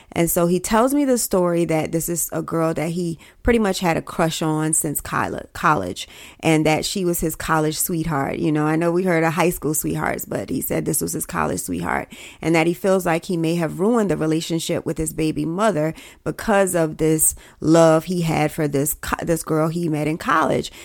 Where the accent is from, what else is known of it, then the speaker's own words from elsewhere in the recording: South Carolina, United States; I'm from South Carolina